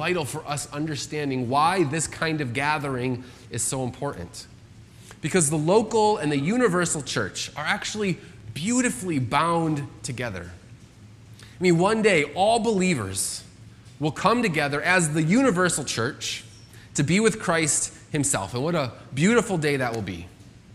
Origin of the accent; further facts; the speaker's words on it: United States; I'm an American citizen